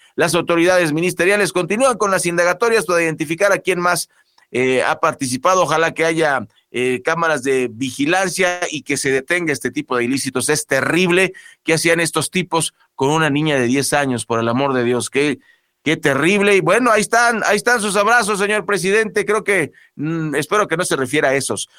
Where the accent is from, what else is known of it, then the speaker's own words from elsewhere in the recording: Mexico; Todos somos mexicanos